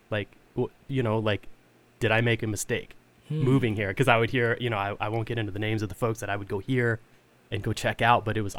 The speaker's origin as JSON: {"language": "English", "town": "Fort Worth", "region": "Texas", "country": "United States", "tie": "born or raised there", "said": "I grew up in Texas. I'm from Fort Worth, Texas. I grew up an hour south of the University of North Texas in Denton."}